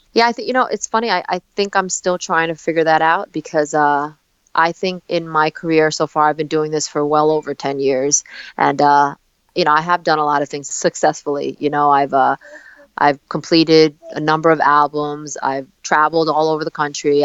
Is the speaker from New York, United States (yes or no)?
yes; New York City, New York, United States; also born or lived in South Korea; I came to uh, Staten Island, New York, when I was four months old